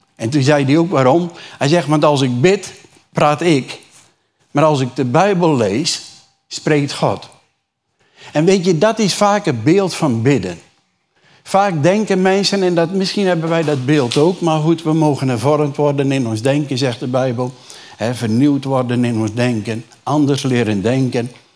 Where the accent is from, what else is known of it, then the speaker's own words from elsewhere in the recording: Urk, Flevoland, Netherlands; Ik kom uit een reformatorisch dorp. Jullie weten, ik kom van Urk, niet ver van hier.